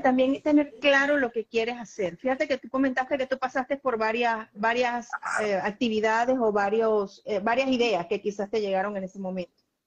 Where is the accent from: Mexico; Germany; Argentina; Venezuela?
Venezuela; ambos somos venezolanos